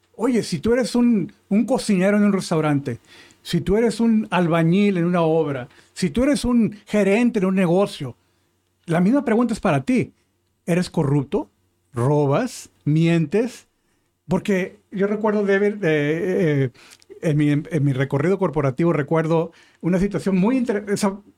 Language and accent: Spanish; Mexico; yo soy mexicano